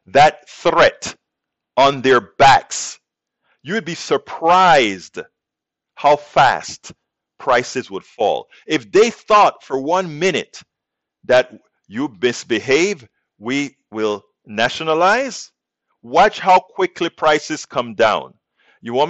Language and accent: English; United States; we as American citizens